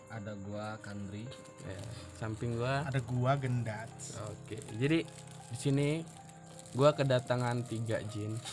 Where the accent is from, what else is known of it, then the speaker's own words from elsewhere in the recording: Lampung, Indonesia; karena di sini gue orang Lampung jadi nyebutnya kita orang tentang jin